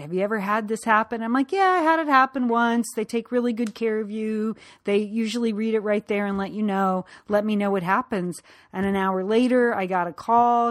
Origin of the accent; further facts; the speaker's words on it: Connecticut, United States; growing up in Connecticut